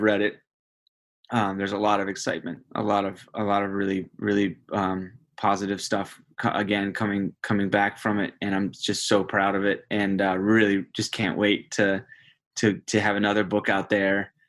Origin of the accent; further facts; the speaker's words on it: United States; being an American